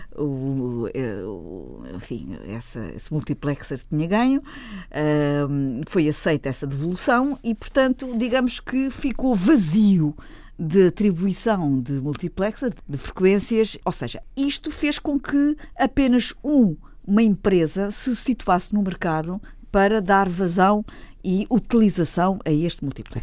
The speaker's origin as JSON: {"language": "Portuguese", "region": "Azores", "country": "Portugal", "tie": "born or raised there", "also_born_or_lived": "United States", "moved": "yes", "said": "eu ter a minha adolescência, a minha infância sido passada nos Açores"}